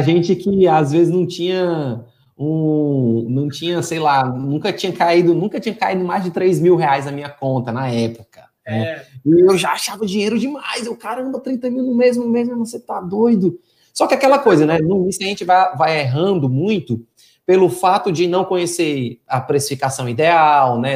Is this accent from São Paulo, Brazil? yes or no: no; Fortaleza, Ceará, Brazil; moved away as an adult; now in Teresina, Brazil; eu sou de Fortaleza, Ceará, atualmente eu estou morando em Teresina